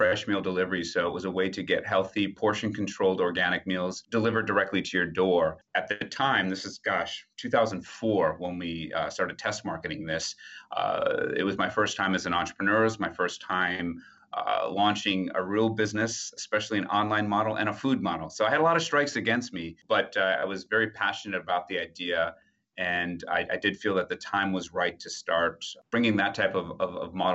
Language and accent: English; Wisconsin, United States; also born or lived in Ipswich, Suffolk, United Kingdom; now in New York, United States; I grew up in Wisconsin